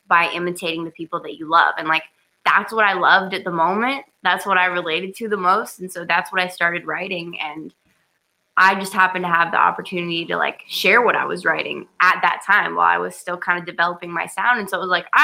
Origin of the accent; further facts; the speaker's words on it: Sequim, Washington, United States; I'm from a very small town called Squim